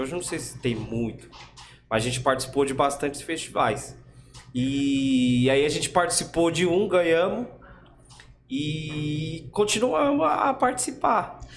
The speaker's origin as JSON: {"language": "Portuguese", "region": "São Paulo", "country": "Brazil", "tie": "born or raised there", "said": "Somos do Butantã aqui mesmo. Daqui Butantã."}